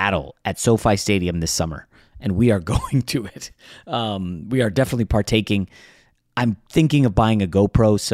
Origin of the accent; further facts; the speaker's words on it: Virginia, United States; where I grew up in Virginia